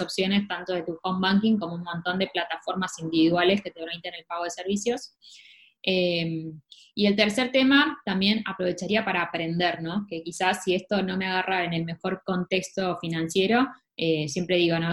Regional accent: Argentina

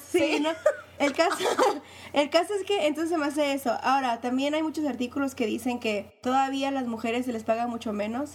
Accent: Mexico; me soy mexicana

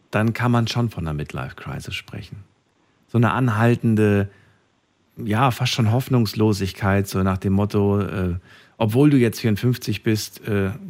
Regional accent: Frankfurt, Hesse, Germany; ich komme aus Frankfurt. Ich bin große Flughäfe gewöhnt.

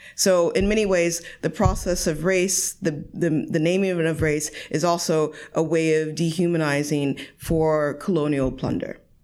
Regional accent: United States; moved away as an adult; now in Europe; I'm American myself

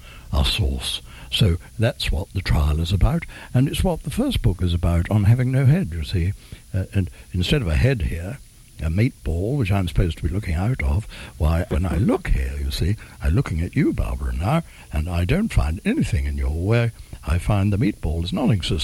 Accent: England, United Kingdom; I'm English.

